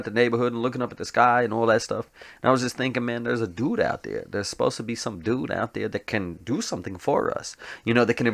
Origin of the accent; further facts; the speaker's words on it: Tennessee, United States; also born or lived in New Jersey / Colorado / Indiana / Alabama; I mean, I was born in Tennessee, but I've moved out since then. Uh, I've lived in uh, I lived in New Jersey. I lived in uh, Colorado. I lived in um, Indiana. I lived in um, uh, Alabama.